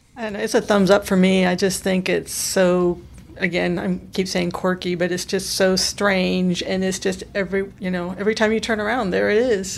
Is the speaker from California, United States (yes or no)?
yes; Sacramento, California, United States; now in Knoxville, United States; I'm originally from Sacramento